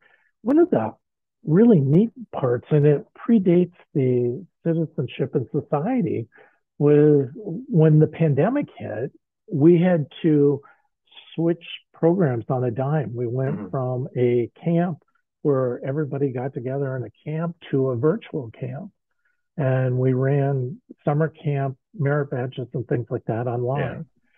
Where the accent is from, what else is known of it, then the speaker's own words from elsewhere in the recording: Midwest, United States; And I came from the Midwest area here.